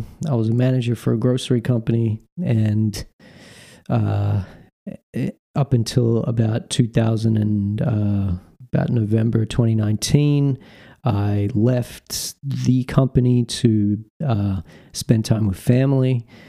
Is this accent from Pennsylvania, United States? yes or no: no; North Carolina, United States; You know, I told him I'm from North Carolina.